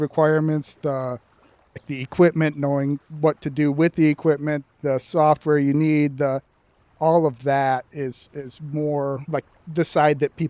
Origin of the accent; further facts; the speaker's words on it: Sanford, Michigan, United States; moved away as an adult; now in Battle Creek, United States; I grew up in Sanford, Michigan, on the lake